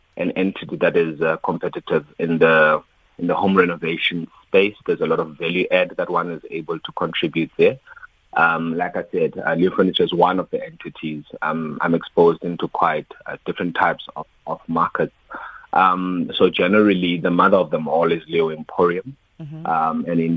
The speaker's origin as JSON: {"language": "English", "region": "Free State", "country": "South Africa", "tie": "born or raised there", "moved": "yes", "lives_now": "Johannesburg, South Africa", "said": "I'm somebody that comes from the Free State, born and bred in Brownville, and I've been in Joburg since 2006"}